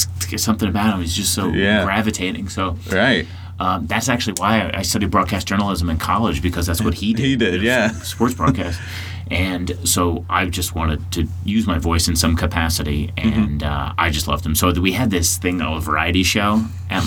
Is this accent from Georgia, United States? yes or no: no; Parsippany, New Jersey, United States; I'm from Parsippany, New Jersey